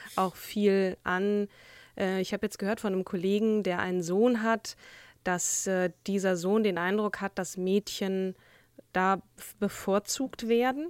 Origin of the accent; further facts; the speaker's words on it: Schleswig-Holstein, Germany; ich komme ja sogar aus Schleswig-Holstein